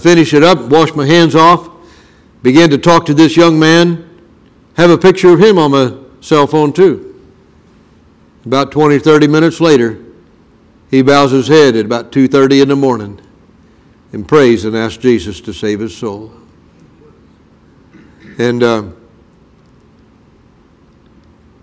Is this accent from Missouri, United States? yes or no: yes; Brunswick, Missouri, United States; When I was growing up in Brunswick, Missouri